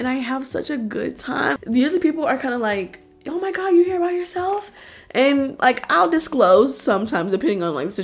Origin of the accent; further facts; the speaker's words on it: Houston, Texas, United States; I grew up in Houston